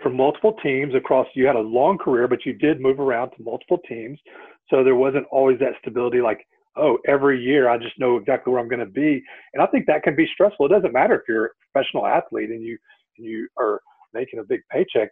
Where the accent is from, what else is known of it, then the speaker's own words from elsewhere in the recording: Katy, Texas, United States; I'm from the Katy area, grew up here, had a really good life